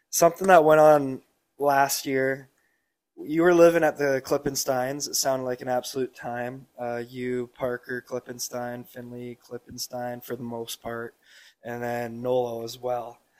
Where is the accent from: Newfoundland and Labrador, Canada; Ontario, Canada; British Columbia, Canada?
British Columbia, Canada; Nanaimo; growing up in Nanaimo